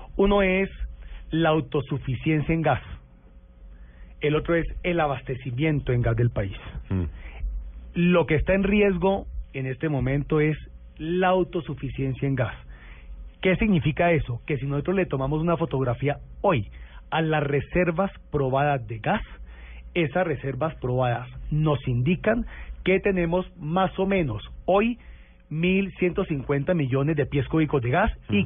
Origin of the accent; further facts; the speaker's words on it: Cali, Valle del Cauca, Colombia; quiero mucho mi tierra